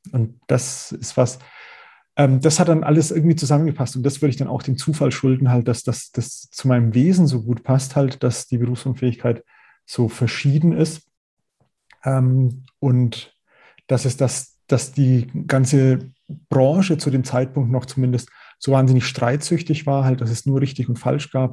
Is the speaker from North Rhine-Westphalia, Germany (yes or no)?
no; Middle Franconia, Nuremberg area, Bavaria, Germany; accent: Franconian; ich bin selber gebürtiger Mittelfranke aus, aus dem Nürnberger Raum